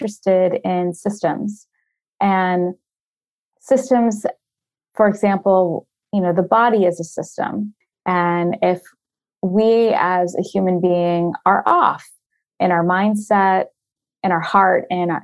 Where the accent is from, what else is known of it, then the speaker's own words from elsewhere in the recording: Florida, United States; I grew up in Florida